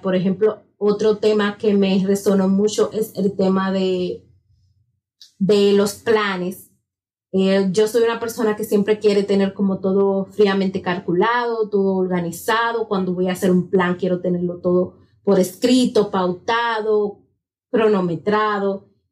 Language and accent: Spanish; La Romana, Dominican Republic; moved away as an adult; now in Santo Domingo, Dominican Republic; cuando yo viví en La Romana por 26 años de mi vida, luego tuve que venir a residir a Santo Domingo